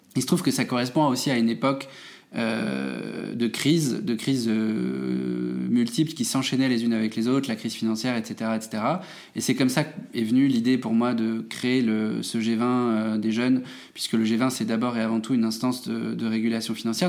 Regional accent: Metz, Grand Est, France; je suis né en Moselle, euh, à Metz.

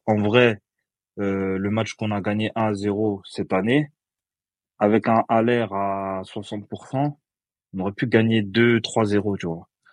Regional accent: Côte d’Ivoire; Après, moi, je suis ivoirien

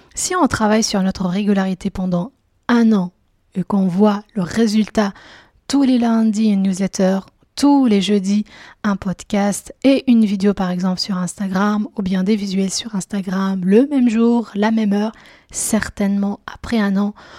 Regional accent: Belgium; moi je suis belge à la base

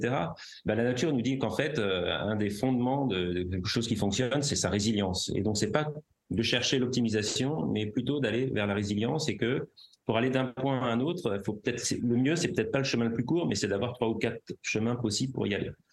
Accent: Paris, Île-de-France, France; J'ai grandi à Paris

